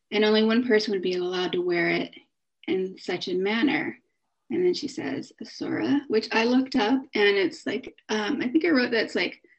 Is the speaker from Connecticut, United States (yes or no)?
yes; Connecticut, United States; I'm from Connecticut